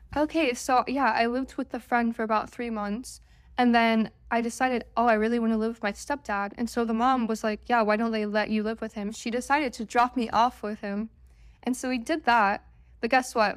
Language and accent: English; Oregon, United States; I'm from Oregon